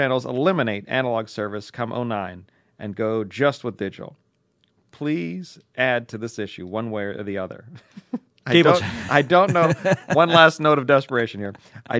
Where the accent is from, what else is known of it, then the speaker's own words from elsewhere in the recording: San Francisco, California, United States; I'm from San Francisco, but just recently got tuned on to your blog and podcast.